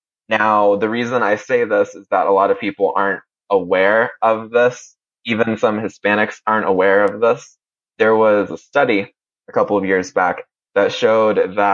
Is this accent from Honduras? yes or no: yes; Honduras; also born or lived in Colombia / Panama; I am someone who understands that reservation because I was raised in Honduras, Colombia, and Panama